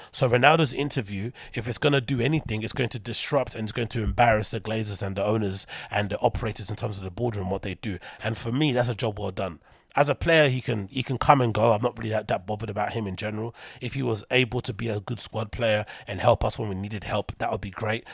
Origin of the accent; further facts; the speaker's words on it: London, United Kingdom; in London, my hometown